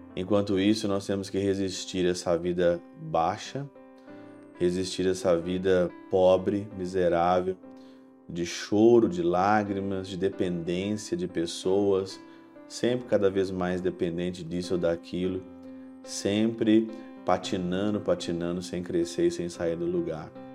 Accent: Ouro Branco, Minas Gerais, Brazil; moved away as an adult; now in Germany; Já passei bastante frio na minha cidade natal, em Ouro Branco

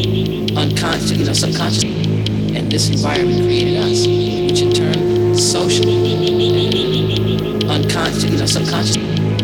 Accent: Detroit, Michigan, United States; Because we come from Detroit. Because that's where our parents live, our families live, our friends live.

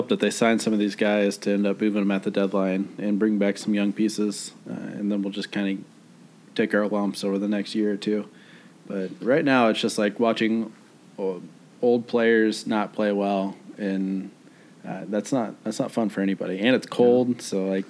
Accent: Kansas City, Missouri, United States; We're from Kansas City.

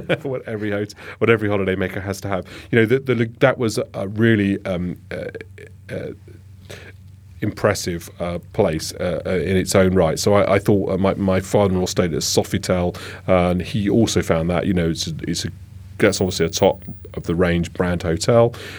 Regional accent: London, United Kingdom; I'm a Londoner

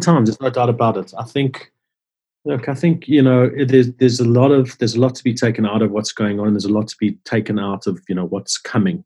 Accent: Johannesburg, Gauteng, South Africa; I grew up in Johannesburg, where um, in around Sydenham, Orange Grove

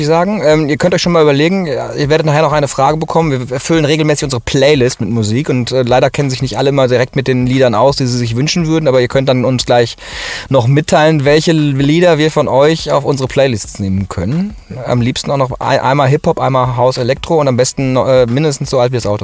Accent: Ruhr area, North Rhine-Westphalia, Germany; now in Cologne, Germany; ich komme ja aus dem Ruhrgebiet eigentlich und jetzt in Köln

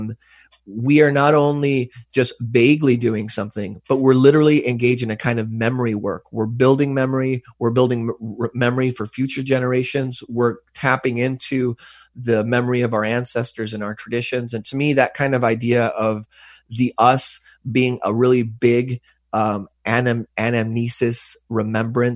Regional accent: West Texas, United States; now in Vancouver, Canada; I grew up in West Texas that was racially segregated up until like the 80s

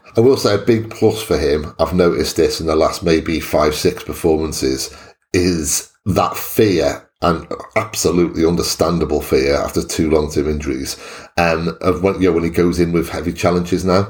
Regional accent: Wales, United Kingdom; as a Welshman

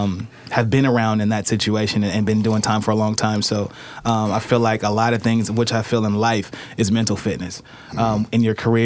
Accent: Portland, Oregon, United States; born and raised in Portland, Oregon, Emmanuel Hospital, and grew up in Northeast Portland.

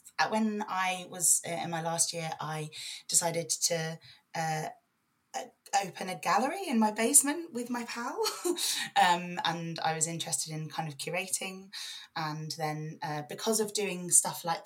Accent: London, United Kingdom; now in Leeds, United Kingdom; I was born in West London, outer West London, in a place called Brentford, mostly in an estate that's mostly famous for a show called People Just Do Nothing, Corrupt FM. yeah, that's the estate I grew up on

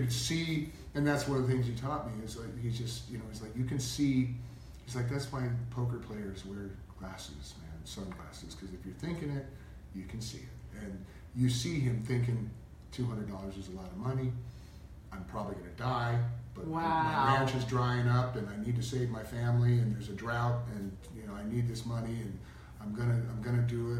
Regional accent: Stoneboro, Pennsylvania, United States; I grew up mostly in Western Pennsylvania.

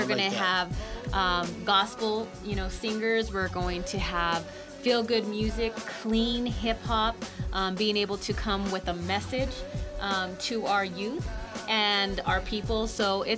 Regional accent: Denver, Colorado, United States; I am from Denver.

